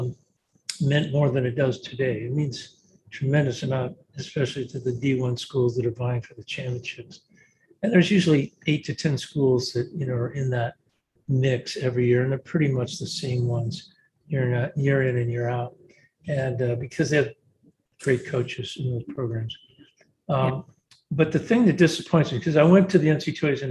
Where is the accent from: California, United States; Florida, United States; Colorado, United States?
California, United States; Southern; moved away as an adult; also born or lived in Indiana; I grew up in Southern California